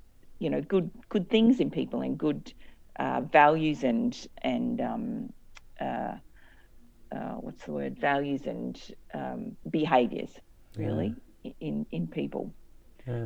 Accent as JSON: {"language": "English", "town": "Cairns", "region": "Queensland", "country": "Australia", "tie": "born or raised there", "said": "I grew up in Cairns, which is in North Queensland"}